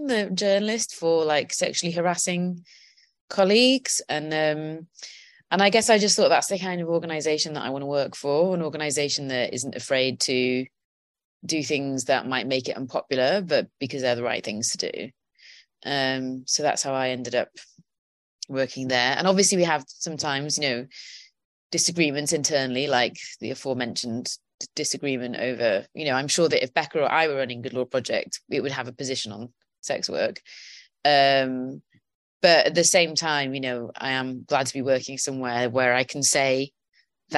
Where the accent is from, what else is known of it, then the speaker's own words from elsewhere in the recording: Welsh, Wales, United Kingdom; I'm Welsh